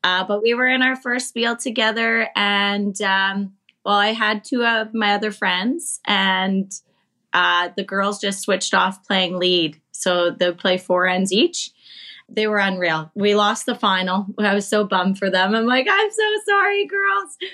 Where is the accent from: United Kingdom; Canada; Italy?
Canada; us Canadians